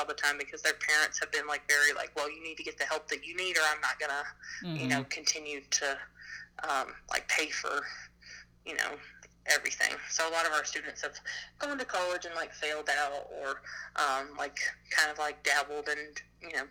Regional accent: Alabama, United States; I'm from Alabama.

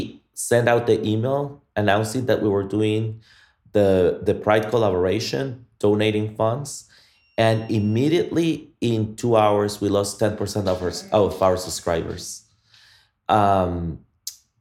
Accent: Guatemala; now in Austin, United States; I am from Guatemala

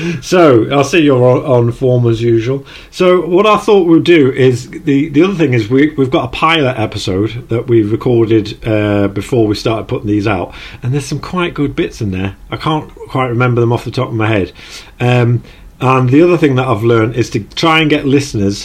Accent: Newcastle upon Tyne, North East England, United Kingdom; accent: Geordie; my Geordie accent

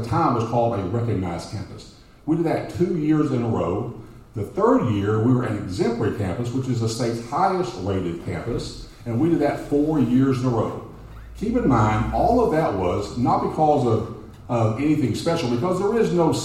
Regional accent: Dallas, Texas, United States; born and raised in Oak Cliff, from a blue-collar family

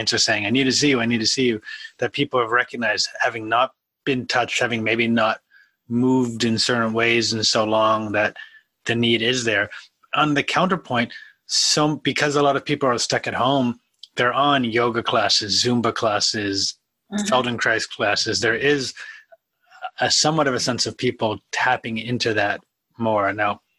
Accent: outside of Boston, Massachusetts, United States; moved away; I'm currently at my parents' house outside of Boston

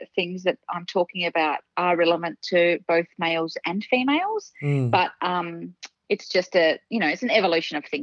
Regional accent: Western Australia, Australia; now in Melbourne, Australia; I grew up in Western Australia. So I'm originally from Western Australia, now moved to Melbourne

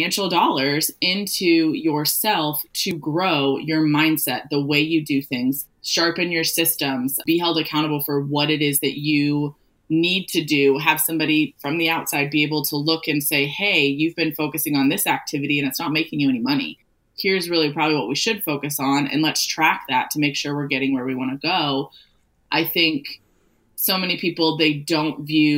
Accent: St. Louis, Missouri, United States; I was born and raised in St. Louis, Missouri

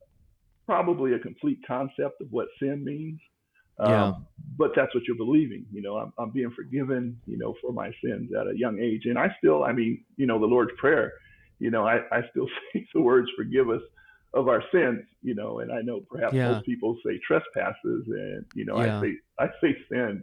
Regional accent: Denver, Colorado, United States; Born and raised in Denver

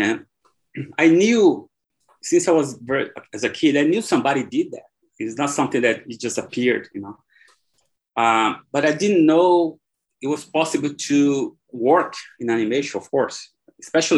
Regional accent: Brazil; English is a second language; moved away as an adult; also born or lived in Ireland; I was born here in Brazil, and soccer is everywhere, in school, everywhere

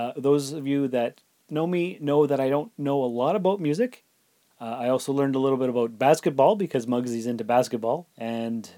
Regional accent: Canada; as a Canadian

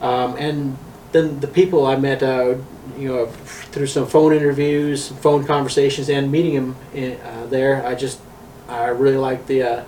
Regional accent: Baker, Montana, United States; born or raised there; moved away as an adult; also born or lived in Virginia / Rapid City, South Dakota; now in Black Hills, South Dakota, United States

